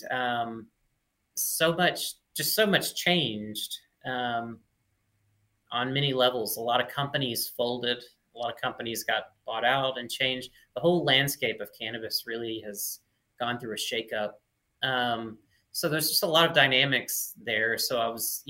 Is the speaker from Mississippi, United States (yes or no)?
yes; Mississippi, United States; moved away as an adult; also born or lived in Oregon; I was born and raised in Mississippi